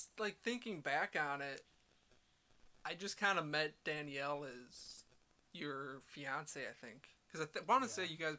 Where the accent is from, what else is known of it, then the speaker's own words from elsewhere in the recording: East Troy, Wisconsin, United States; I grew up in East Troy